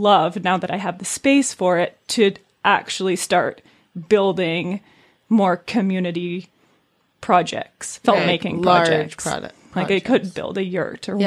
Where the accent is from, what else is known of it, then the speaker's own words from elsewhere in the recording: Brooke Valley, Ontario, Canada; I grew up in Brook Valley